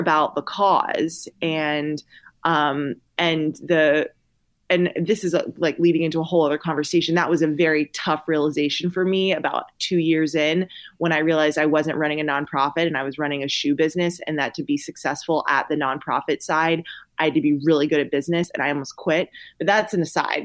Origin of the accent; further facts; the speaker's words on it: Columbia, South Carolina, United States; now in Austin, United States; I live in Austin, Texas, but I'm originally from Columbia, South Carolina.